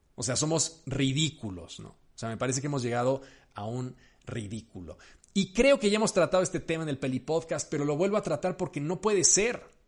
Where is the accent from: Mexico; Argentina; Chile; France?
Mexico; yo soy mexicano